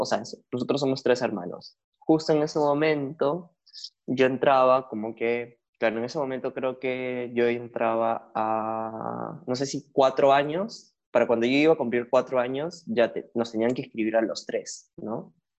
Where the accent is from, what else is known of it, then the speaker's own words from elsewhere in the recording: Lima, Peru; also born or lived in Argentina; yo no nací en Perú, nací en Argentina. Y mi familia migró completa a Lima cuando yo tenía dos años